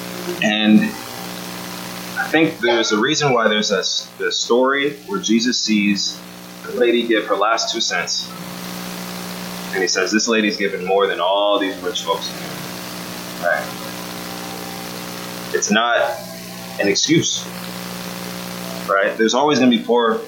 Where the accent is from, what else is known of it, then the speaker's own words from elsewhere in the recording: Austin, Texas, United States; my hometown